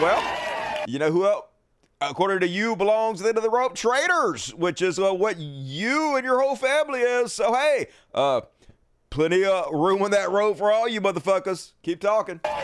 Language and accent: English; Mississippi, United States; I'm from Mississippi